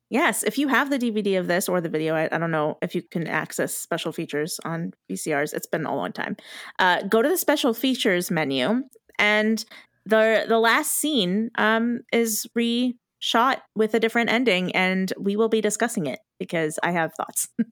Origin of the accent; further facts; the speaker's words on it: United States; as an American who doesn't watch Italian media